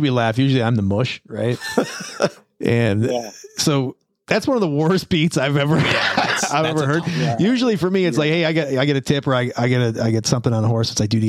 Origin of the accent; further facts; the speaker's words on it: Wisconsin, United States; I grew up in Wisconsin.